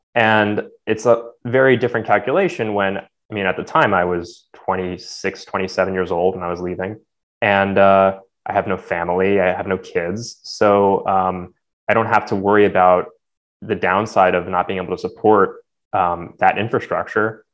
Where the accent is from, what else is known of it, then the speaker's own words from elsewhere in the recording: New Jersey, United States; I grew up in New Jersey